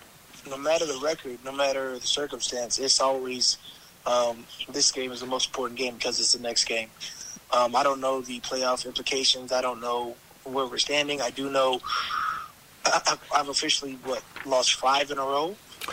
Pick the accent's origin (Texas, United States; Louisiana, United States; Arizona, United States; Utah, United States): Arizona, United States; also born or lived in Minnesota; now in New Orleans, United States; Technically, I was born in Minnesota, but I'm from Arizona.